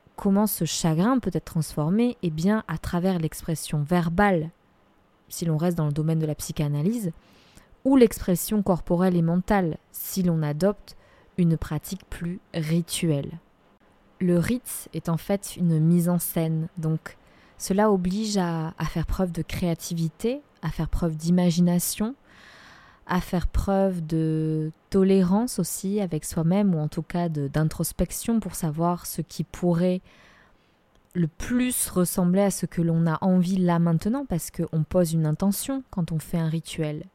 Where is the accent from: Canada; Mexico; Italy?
Mexico; Guadalajara, Jalisco; also born or lived in France; now in Dordogne, France; franco-mexicaine, je suis née à Guadalajara dans l'état de Jalisco